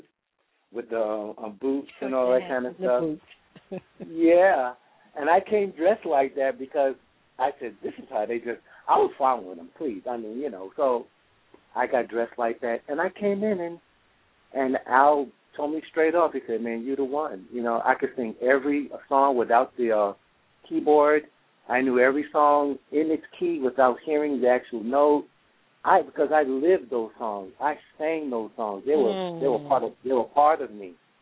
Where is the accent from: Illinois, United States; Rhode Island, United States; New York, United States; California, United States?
New York, United States; New York City; I grew up in the Amsterdam houses on 64th and Amsterdam in New York City